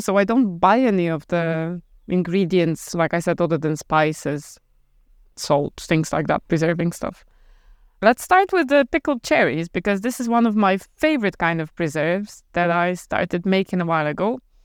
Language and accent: English; Poland; moved away as an adult; also born or lived in Ireland; now in Abruzzo, Italy; We're both Polish, and when we were 20 something, we moved out from Poland to Ireland.